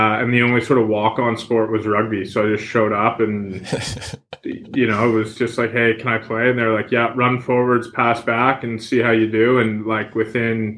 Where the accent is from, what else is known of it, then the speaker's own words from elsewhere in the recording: Fredericton, New Brunswick, Canada; moved away as an adult; also born or lived in Edinburgh / England; now in Vancouver, Canada; I grew up outside of a small town called Fredericton, and the small town was called Charter Settlement, New Brunswick. So I grew up basically on a farm.